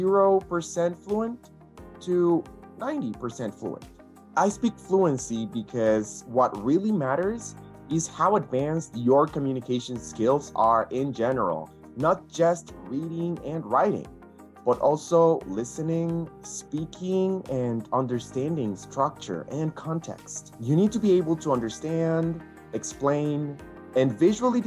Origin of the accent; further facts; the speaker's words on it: Costa Rica; first language English and Spanish; Costa Rica, born and based, I was blessed with the opportunity to learn both English and Spanish growing up in a fully bilingual family